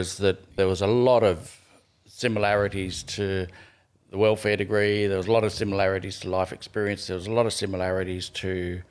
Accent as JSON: {"language": "English", "town": "Gunnedah", "region": "New South Wales", "country": "Australia", "tie": "born there", "said": "I was born in Gunnedah"}